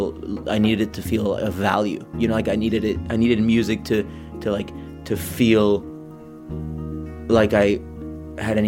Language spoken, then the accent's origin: English; San Diego, California, United States; moved away as an adult; also born or lived in Mexico City, Mexico; now in Tijuana, Mexico; I was born in Mexico City, grew up in San Diego